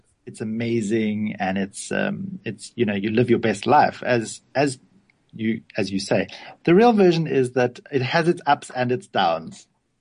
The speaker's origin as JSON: {"language": "English", "town": "Cape Town", "region": "Western Cape", "country": "South Africa", "tie": "born or raised there", "said": "I grew up in a little suburb of Cape Town called Kenilworth"}